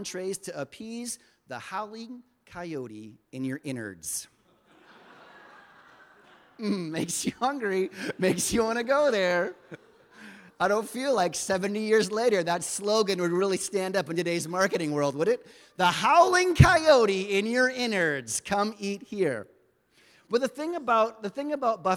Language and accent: English; the South, United States; moved away; I grew up in the South